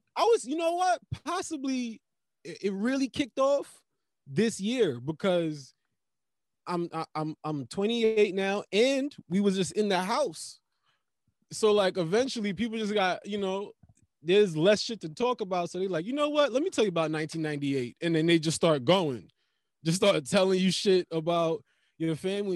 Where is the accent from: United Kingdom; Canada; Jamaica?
Jamaica; I'm Jamaican